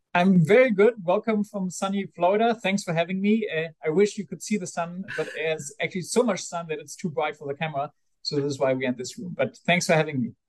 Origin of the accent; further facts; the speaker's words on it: Bonn, North Rhine-Westphalia, Germany; I grew up in Bonn, which is the old capital of Germany